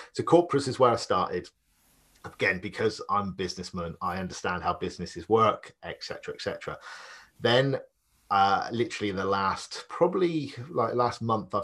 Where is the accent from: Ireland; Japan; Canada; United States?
Ireland; accent: Irish; now in Bristol, United Kingdom